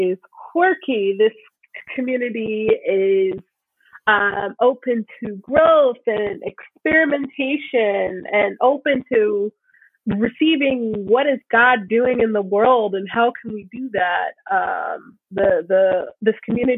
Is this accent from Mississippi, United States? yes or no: yes; South Mississippi, United States; now in Minneapolis, United States; I'm from South Mississippi